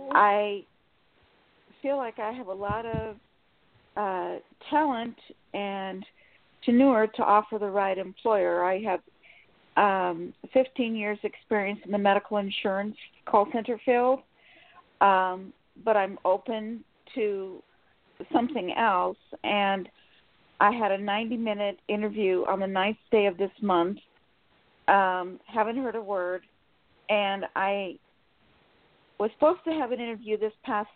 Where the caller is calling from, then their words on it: Sacramento, California, United States; Sacramento, California.